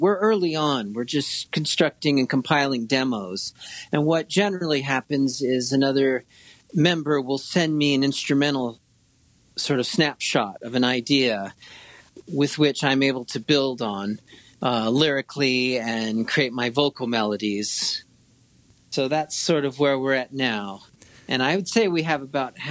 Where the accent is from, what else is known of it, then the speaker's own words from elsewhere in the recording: Laguna Beach, California, United States; moved away as an adult; also born or lived in Seattle; I was born in Laguna Beach, California, born in 1971.